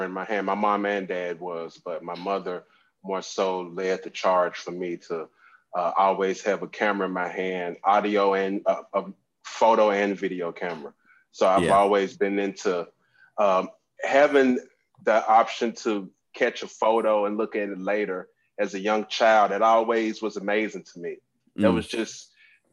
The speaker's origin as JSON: {"language": "English", "country": "United States", "tie": "born or raised there", "also_born_or_lived": "Thailand", "moved": "as an adult", "lives_now": "Vietnam", "said": "I'm born and raised in the States, but at the moment I am in southern Vietnam in the Mekong Delta"}